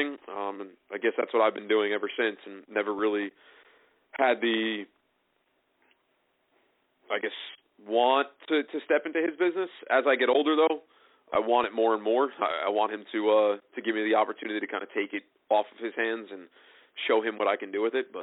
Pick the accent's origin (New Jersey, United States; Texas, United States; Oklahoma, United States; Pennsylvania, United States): New Jersey, United States; Tinton Falls; where I grew up in Tittenham Falls